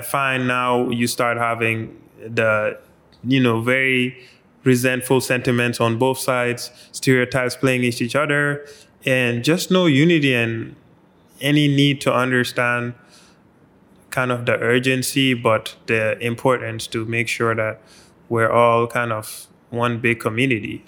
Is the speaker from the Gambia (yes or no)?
yes; Gambia; growing up in the Gambia